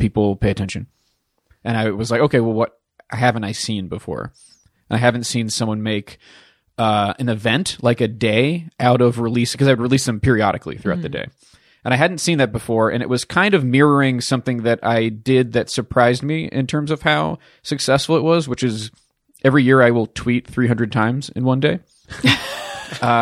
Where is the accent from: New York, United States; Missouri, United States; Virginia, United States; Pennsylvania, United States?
Pennsylvania, United States; Pittsburgh; I am from Pittsburgh.